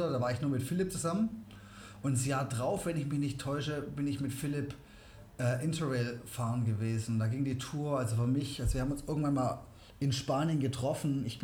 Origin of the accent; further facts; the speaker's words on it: South Africa; born there; also ich bin in Südafrika geboren, meine Eltern waren auch immer schon gerne am Reisen.